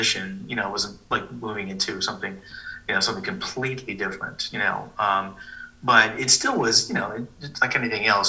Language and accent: English; New York City, New York, United States; moved away as an adult; now in United Arab Emirates; I'm a New Yorker. I moved here from the city